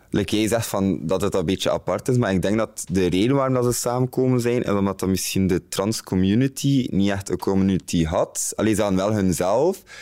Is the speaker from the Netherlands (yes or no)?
no; Bruges, Flanders, Belgium; moved away as an adult; now in Antwerp, Belgium; ik kom uit Brugge, dat is heel anders daar